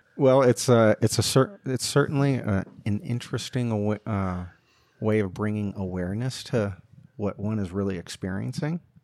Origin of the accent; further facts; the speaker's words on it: Northeast New Jersey, United States; moved away as an adult; also born or lived in Colorado; I grew up in the Catholic school system, K through twelve, and Northeast Jersey